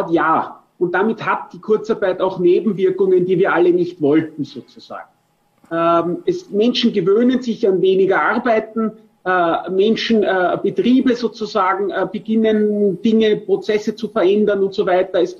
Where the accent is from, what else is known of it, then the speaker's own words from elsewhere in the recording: Vienna, Austria; zumindest als Wiener sage ich